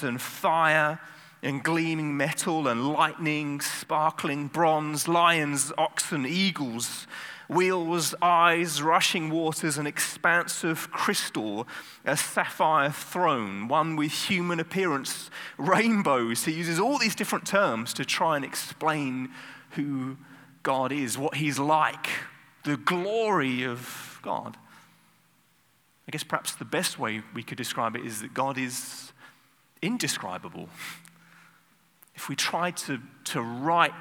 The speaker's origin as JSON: {"language": "English", "country": "United Kingdom", "said": "I'm British."}